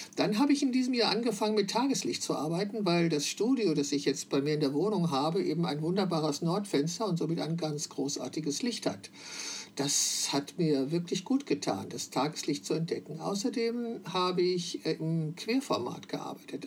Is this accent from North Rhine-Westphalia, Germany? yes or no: yes; Wülfrath, North Rhine-Westphalia, Germany; moved away as an adult; dieser Stadt verbindet, in der ich geboren und 21 Jahre gelebt habe